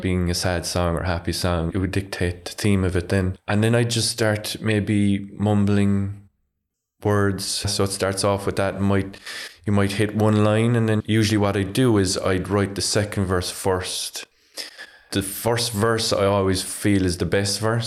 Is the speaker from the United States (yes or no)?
no; Ardfield, Munster, Ireland; I'm from Ardfield, so pretty much every morning I'd open my curtains and I'd see the, the Galli Lighthouse